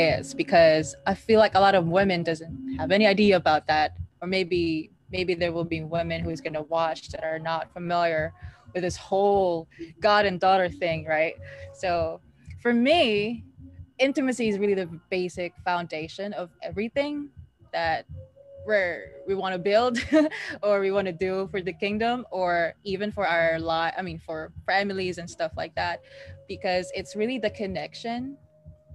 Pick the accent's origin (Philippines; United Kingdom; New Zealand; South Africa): Philippines; moved away; I'm from the Philippines